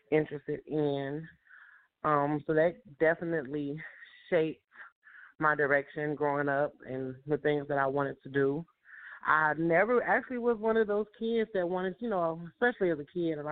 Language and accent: English; Chicago, Illinois, United States; moved away as an adult; now in Atlanta, United States; I'm from Chicago, Illinois, and I was born and raised there